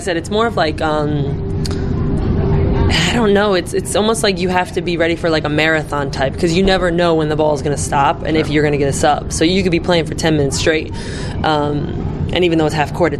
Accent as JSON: {"language": "English", "country": "United States", "said": "we're American"}